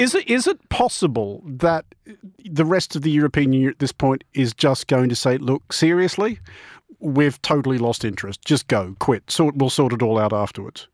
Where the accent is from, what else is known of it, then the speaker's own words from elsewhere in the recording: Australia; moved away; my home country of Australia